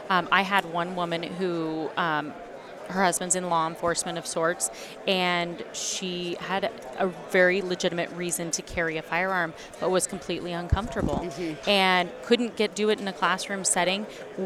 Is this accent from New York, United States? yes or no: no; Oregon, United States; now in California, United States; So born and raised in Northern California, which is very much like Oregon, where I'm from.